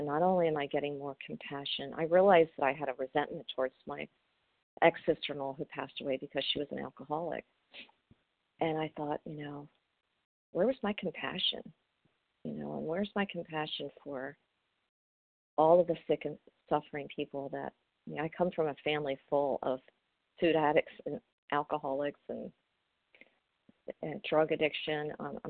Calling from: Maryland, United States; I'm from Maryland.

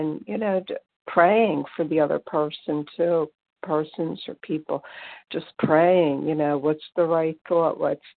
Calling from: Pennsylvania, United States; from Pennsylvania.

